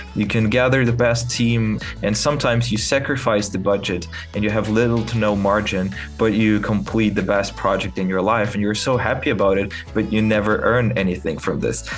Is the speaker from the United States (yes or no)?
no; Kyiv, Ukraine; English is a second language; I'm from Kiev, Ukraine